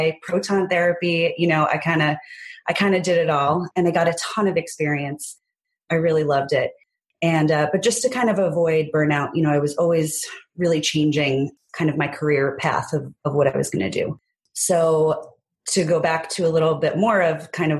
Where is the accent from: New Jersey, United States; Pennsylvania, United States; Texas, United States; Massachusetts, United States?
New Jersey, United States; I was born and raised in New Jersey